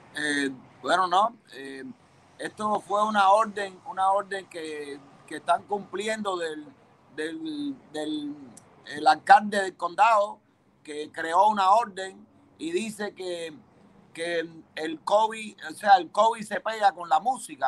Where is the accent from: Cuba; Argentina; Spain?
Cuba; moved away as an adult; now in United States; salí de Cuba en el año 92